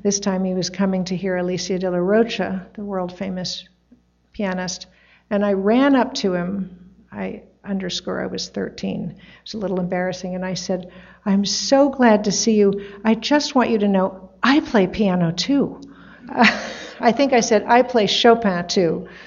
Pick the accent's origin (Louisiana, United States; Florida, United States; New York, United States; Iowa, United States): New York, United States; New York City; also born or lived in Tarrytown, New York; New York City was on the weekdays and Tarrytown was on the weekends